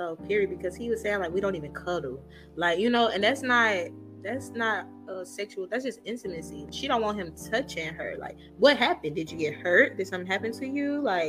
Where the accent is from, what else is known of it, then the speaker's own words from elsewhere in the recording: St. Louis, Missouri, United States; you know I'm from St. Louis, Missouri. You know they call it the Mo